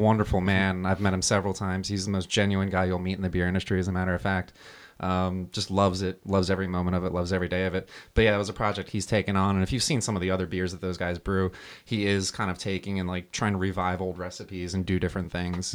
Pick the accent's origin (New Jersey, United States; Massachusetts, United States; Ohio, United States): New Jersey, United States; moved away; I grew up in New Jersey, so I, we were probably maybe forty-five minute drive from Giants Stadium